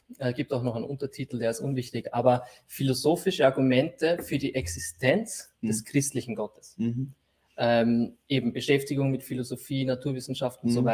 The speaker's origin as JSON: {"language": "German", "region": "Lower Austria", "country": "Austria", "moved": "as an adult", "lives_now": "Vienna, Austria", "said": "Na, also ich würde sagen, ich bin ein Niederösterreicher, der nach Wien gekommen ist fürs Studium."}